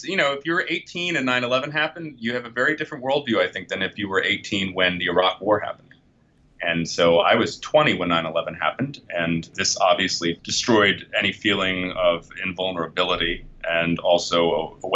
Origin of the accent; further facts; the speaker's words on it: Fairfax County, Virginia, United States; I grew up in suburban Virginia in Fairfax County